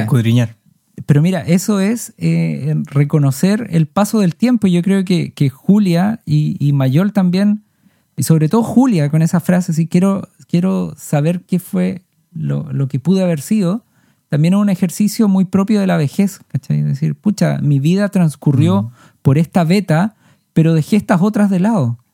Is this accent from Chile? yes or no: yes; Chile; Somos artistas chilenos